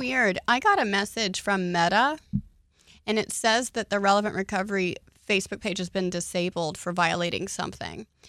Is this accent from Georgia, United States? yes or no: no; Oklahoma, United States; now in Houston, United States; I grew up in Oklahoma